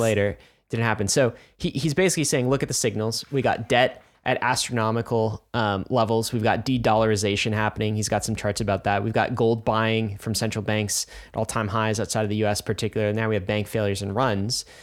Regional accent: United States; I'm an American

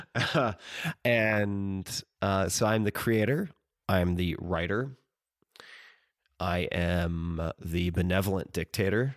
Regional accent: Long Island, New York, United States; I'm from Long Island

